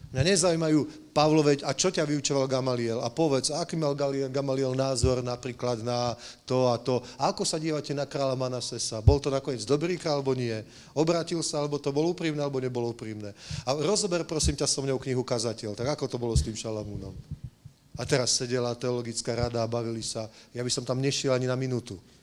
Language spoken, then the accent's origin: Slovak; Slovakia; now in Prague, Czech Republic